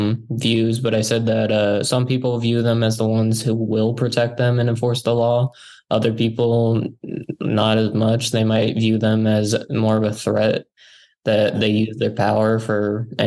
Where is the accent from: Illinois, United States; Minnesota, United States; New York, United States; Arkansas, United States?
Illinois, United States; Mackinaw; also born or lived in Peoria, Illinois; I was born in Peoria, Illinois, but I moved when I was pretty young to Mackinac, Illinois, which is where I was raised. I went to DMAC High School.